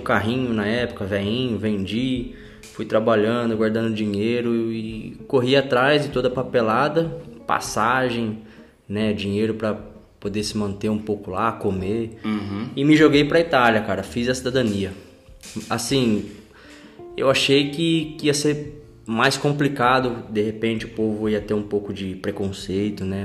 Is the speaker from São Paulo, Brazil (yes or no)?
yes; Araras, São Paulo, Brazil; moved away as an adult; also born or lived in Italy; now in London, United Kingdom; Sou do interior de São Paulo, a cidade de Araras.